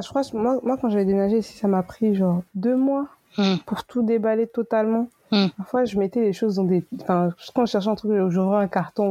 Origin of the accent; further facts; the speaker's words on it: Côte d’Ivoire; also born or lived in Benin; now in Paris, France; c'est mon pays